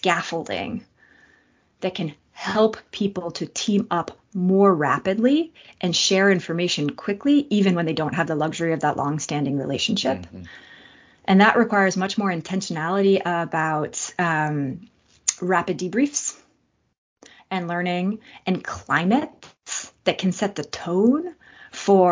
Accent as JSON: {"language": "English", "town": "Boston", "region": "Massachusetts", "country": "United States", "said": "I am from Boston"}